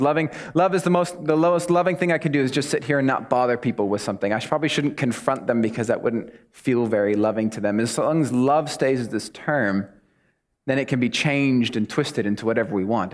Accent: United States; I'm American

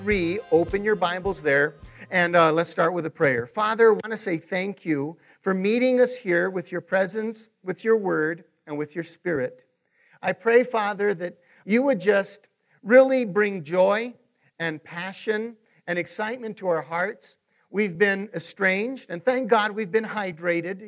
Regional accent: Taos, New Mexico, United States; moved away; I'm originally from Taos

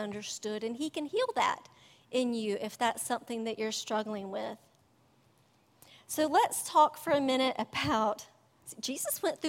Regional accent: United States; I couldn't think of a time when I've been persecuted for my faith, thank God, as an American

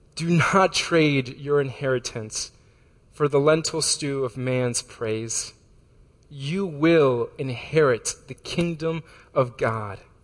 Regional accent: Florida, United States; moved away; I'm from Florida

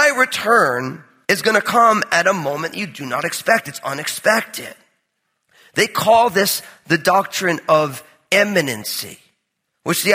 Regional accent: New Jersey, United States; I'm from New Jersey

